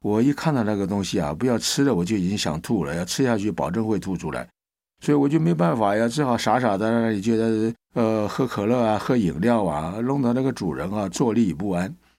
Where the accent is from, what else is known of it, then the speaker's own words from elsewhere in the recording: China; 他认为我们中国人是很粗鲁啊。